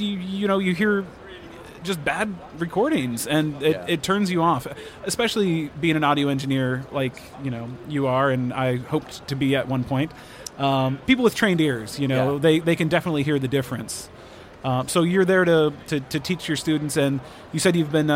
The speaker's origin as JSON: {"language": "English", "region": "Minnesota", "country": "United States", "tie": "born or raised there", "moved": "yes", "lives_now": "Los Angeles, United States", "said": "I grew up in Minnesota"}